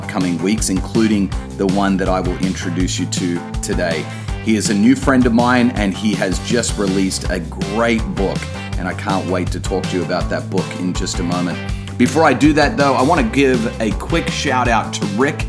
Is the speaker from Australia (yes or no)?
yes; Australia; even down under